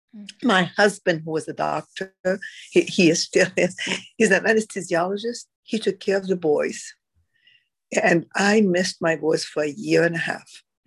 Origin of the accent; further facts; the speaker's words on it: Egypt; moved away; I am originally from Egypt